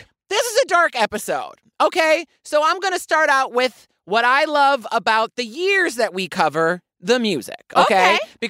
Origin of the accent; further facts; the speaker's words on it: Louisiana, United States; accent: swamp talk; moved away; I'm about to take you to my hometown